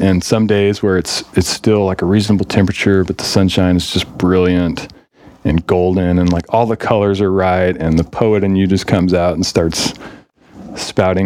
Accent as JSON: {"language": "English", "town": "Amarillo", "region": "Texas", "country": "United States", "tie": "born or raised there", "also_born_or_lived": "Anchorage, Alaska", "moved": "as an adult", "said": "I grew up in Olson Park"}